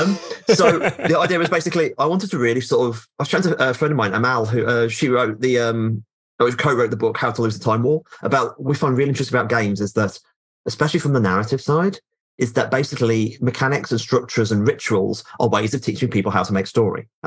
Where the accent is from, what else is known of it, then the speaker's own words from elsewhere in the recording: United Kingdom; I'm aggressively British